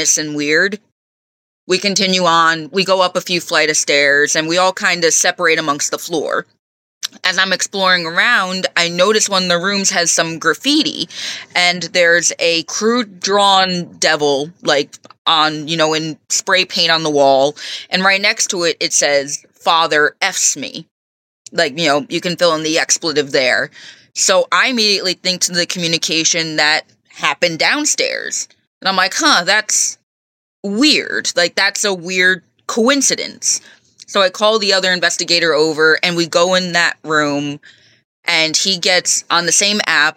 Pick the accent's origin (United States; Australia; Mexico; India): United States; Stony Point, New York; I grew up in Stony Point, so I grew up hearing all the story